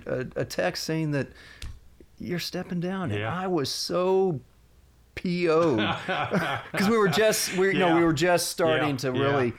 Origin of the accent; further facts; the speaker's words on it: Northern California, United States; now in Texas, United States; I grew up in Northern California in the mountains and in the valley up there